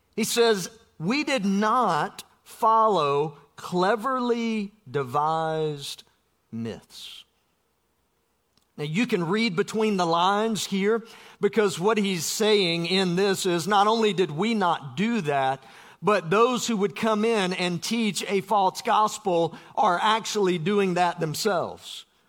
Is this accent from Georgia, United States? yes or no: yes; South Georgia, United States; I grew up in South Georgia.